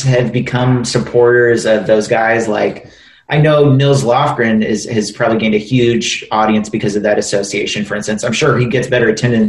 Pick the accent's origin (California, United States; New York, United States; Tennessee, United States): Tennessee, United States; Nashville; also born or lived in St. Louis, Missouri; I was born in St. Louis, Missouri, but at this point, I consider myself pretty much a Nashvillian because I've been here since I was 9 years old